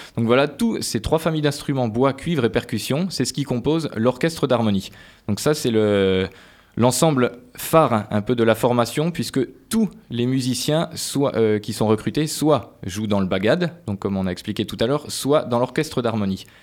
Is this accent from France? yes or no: yes; eastern France, France; also born or lived in Colmar, Alsace / Paris; now in Poitiers, France; je venais de l'Est de, la France, mais j'ai commencé tout de suite sur euh, le trombone, moi, et puis des études après euh, à Colmar en Alsace et à Paris